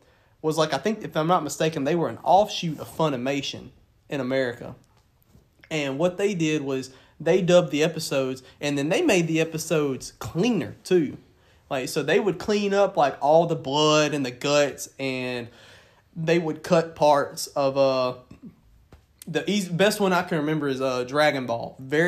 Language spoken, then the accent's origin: English; the Bible Belt, United States; Well, yeah, because we grew up in the Bible Belt, too. Like, the Bible Belt played a major role in how we were brought up, too.